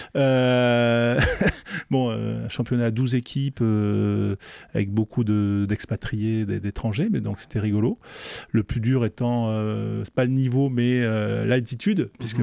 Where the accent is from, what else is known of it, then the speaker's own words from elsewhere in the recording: Mérignac, Nouvelle-Aquitaine, France; j'habitais en face d'un stade, c'était à Mérignac en, en banlieue bordelaise